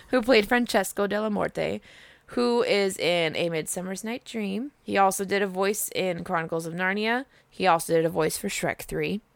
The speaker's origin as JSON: {"language": "English", "country": "United States", "said": "we're American as fuck"}